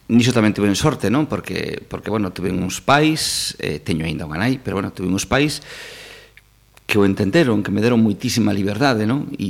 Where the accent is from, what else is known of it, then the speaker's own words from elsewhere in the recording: Ponteareas, Galicia, Spain; eu son de Pondareas